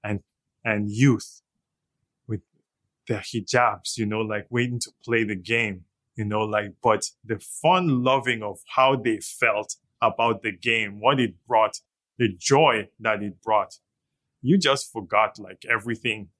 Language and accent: English; Zaria, Kaduna State, Nigeria; moved away as an adult; also born or lived in London; now in Toronto, Canada; I didn't grow up in the States. I grew up in Zaria.